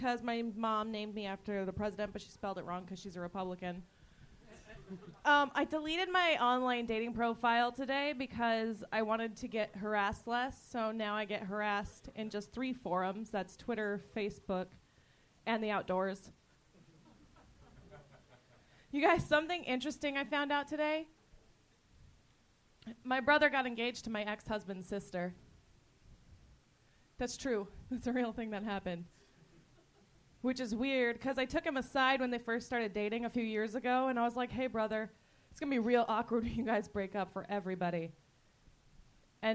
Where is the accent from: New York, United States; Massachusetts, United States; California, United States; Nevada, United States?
California, United States; Victorville; I'm from Victorville originally.